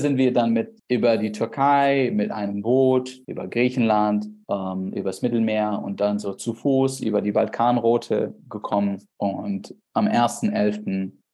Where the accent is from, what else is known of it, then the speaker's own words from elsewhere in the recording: Iraq; German is a second language; moved away as an adult; now in Germany; Ich bin geboren, aufgewachsen im Irak. Ich komme aus einem kleinen Dorf, 60 Kilometer weit weg von Bagdad.